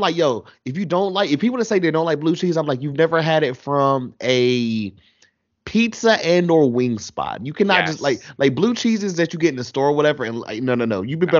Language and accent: English; Goldsboro, North Carolina, United States; there's a place back in my hometown, I haven't had it in years now, but I always, anytime I can go home and I can get it, I will, because it's that amazing, whatever. Shout out to Aggies in Goldsboro, NC